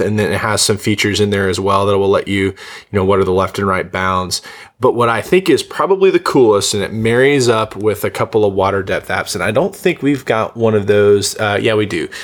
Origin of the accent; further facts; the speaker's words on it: the East, United States; moved away; also born or lived in Oklahoma; I grew up in the East